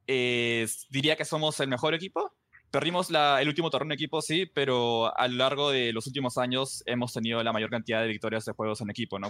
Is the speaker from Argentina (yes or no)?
no; Peru; yo soy el único peruano, estamos yo peruano